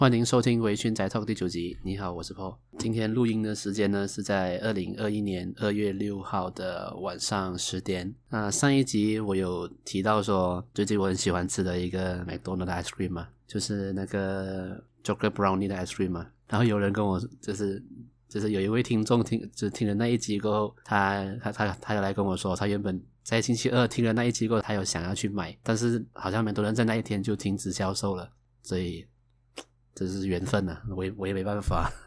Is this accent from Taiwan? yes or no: no; Malaysia; 我是来自马来西亚的九零后上班族